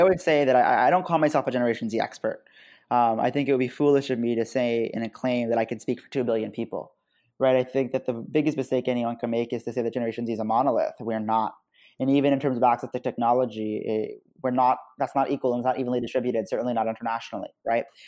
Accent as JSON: {"language": "English", "country": "United States", "said": "I'm American Muslim"}